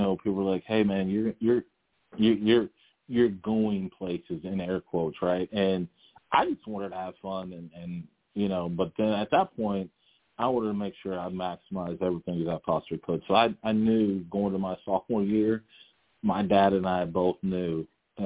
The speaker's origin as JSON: {"language": "English", "town": "Lawrence", "region": "Kansas", "country": "United States", "tie": "born or raised there", "said": "I was born in Lawrence, Kansas"}